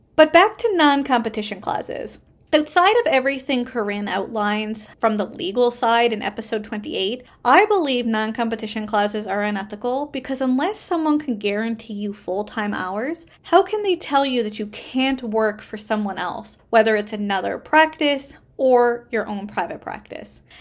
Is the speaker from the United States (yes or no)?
no; Canada; I am a Canadian social worker